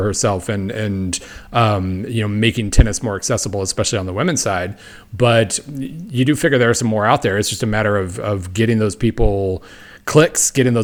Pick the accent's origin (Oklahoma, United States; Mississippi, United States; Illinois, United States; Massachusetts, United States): Oklahoma, United States; I grew up in Oklahoma